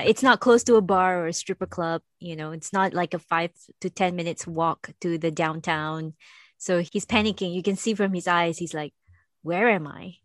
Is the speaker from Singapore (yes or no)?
yes; Singapore; moved away; I come from Singapore